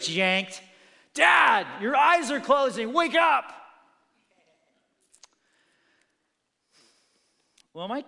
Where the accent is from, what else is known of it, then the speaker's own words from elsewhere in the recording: Oregon, United States; growing up in Oregon